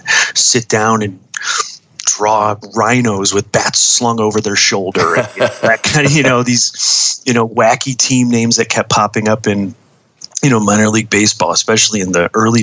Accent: Buffalo, New York, United States; moved away as an adult; also born or lived in Los Angeles; my hometown, Buffalo, New York

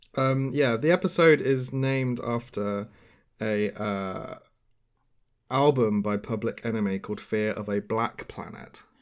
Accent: United Kingdom; as a British person

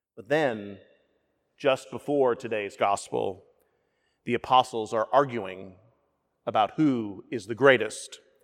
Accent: the South, United States; Being a Southerner

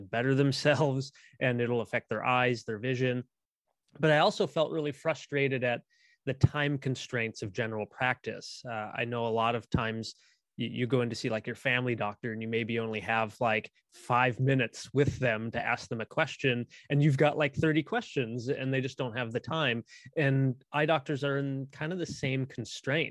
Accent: central Midwest, United States; here in my hometown, we actually have considerably one of the most famous meteorology like programs, in the central Midwest

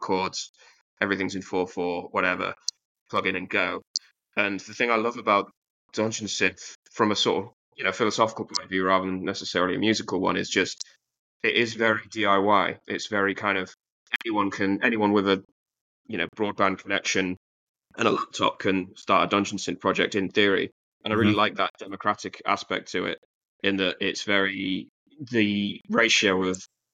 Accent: Leeds, Yorkshire and the Humber, United Kingdom; I'm from Leeds

